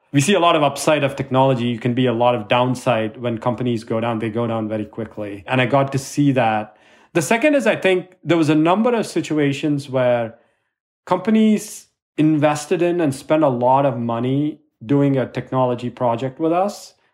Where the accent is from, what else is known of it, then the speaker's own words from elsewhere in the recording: India; I was growing up in India